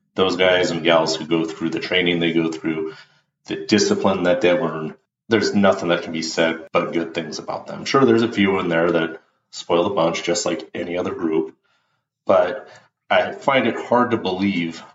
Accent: United States; as an American, as a patriot

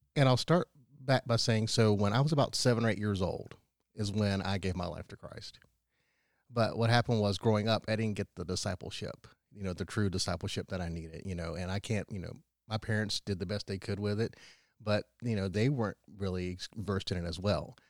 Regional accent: Powdersville, South Carolina, United States; I grew up in Powdersville and went to the Wren schools.

